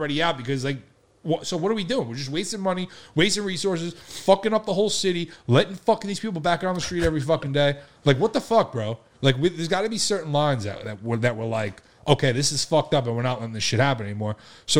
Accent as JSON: {"language": "English", "area": "Long Island", "region": "New York", "country": "United States", "said": "we're from Long Island"}